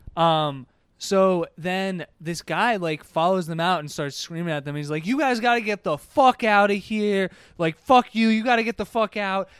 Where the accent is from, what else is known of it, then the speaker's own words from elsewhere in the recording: Harrisburg, Pennsylvania, United States; I grew up in Harrisburg